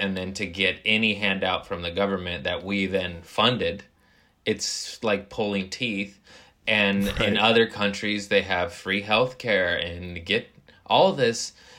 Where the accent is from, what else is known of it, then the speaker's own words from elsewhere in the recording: United States; I am American.